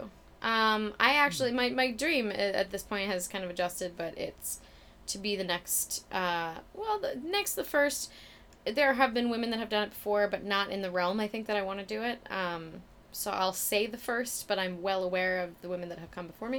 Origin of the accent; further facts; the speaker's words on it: Minnesota, United States; moved away; I'm from Minnesota